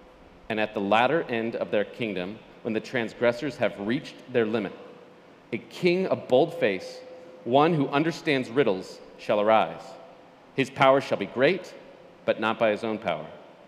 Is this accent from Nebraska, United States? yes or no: yes; Western Nebraska, United States; moved away; I grew up in West Nebraska, by the way. Denver was 3.5 hours away.